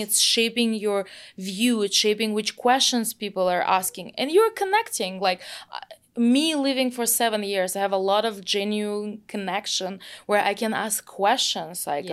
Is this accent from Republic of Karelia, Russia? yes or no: no; Moscow, Russia; English is a second language; moved away as an adult; now in San Francisco, United States; I grew up in Moscow, uh, in Russia